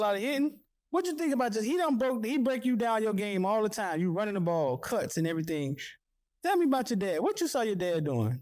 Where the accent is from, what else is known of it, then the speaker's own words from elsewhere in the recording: North Carolina, United States; I'm from North Carolina